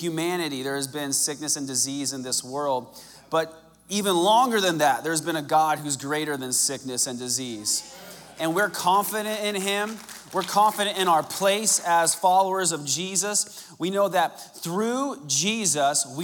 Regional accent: Arizona, United States; when I was a young man growing up in Arizona

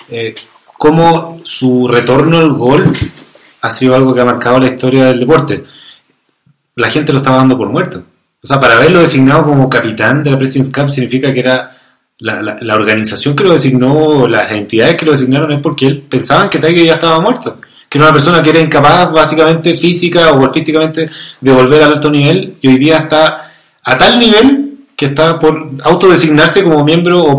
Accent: Chile; Eh, y uno como chileno

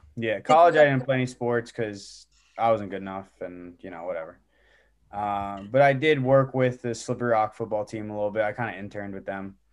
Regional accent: East Stroudsburg, Pennsylvania, United States; I went to grad school at East Stroudsburg University, uh, my hometown, um, uh, where I did a graduate assistantship with actually my old high school, East Stroudsburg South

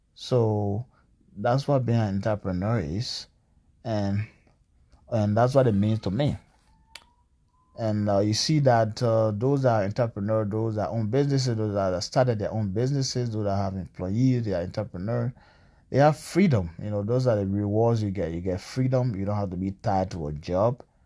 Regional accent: Greenville, Sinoe County, Liberia; also born or lived in Bong County, Liberia; now in Washington, United States; I'm from Liberia, uh, from the eastern part of Liberia, southeastern part, Greenville, Sandal County

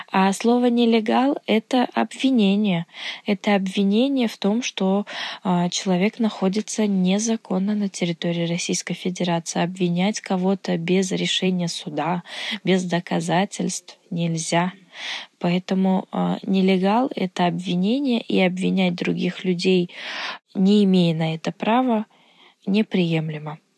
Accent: Uzbekistan; я из Узбекистана

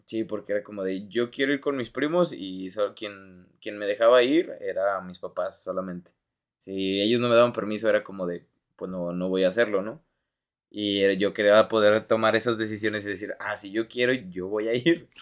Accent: Mexico; tú como mexicano

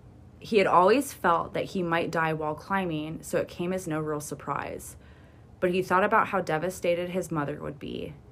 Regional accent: East Midlands, United Kingdom; accent: Derbyshire; It's because I'm talking my accent.

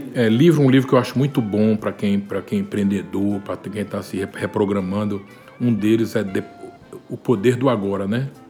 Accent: Recife, Pernambuco, Brazil; moved away

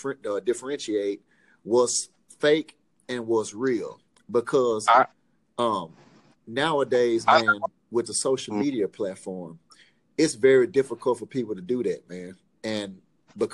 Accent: Memphis, Tennessee, United States; I'm from Memphis

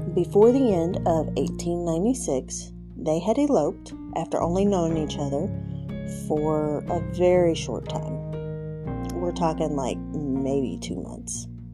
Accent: West Virginia, United States; moved away; I am originally from West Virginia and this actually happened in the next county over from where I grew up

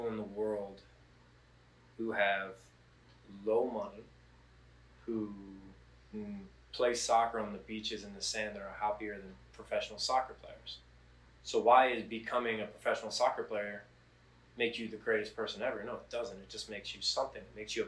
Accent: United States; I was born in America.

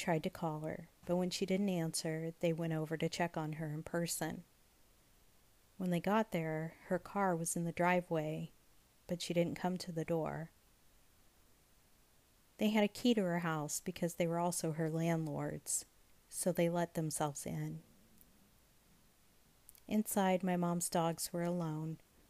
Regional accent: Dallas, Texas, United States; now in California, United States; Stranded alone in my hometown airport

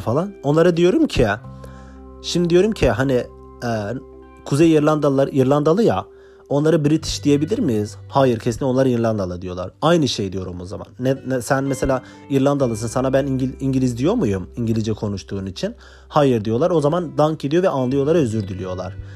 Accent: Turkey; moved away as an adult; now in Ireland; ben Türkiye'den geliyorum

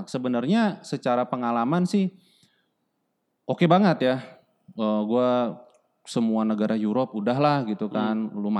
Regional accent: Indonesia; apalagi Indonesia gitu kan uh, lu punya posisi sedangkan posisi yang se level sama lu tuh orang European semua yeah.

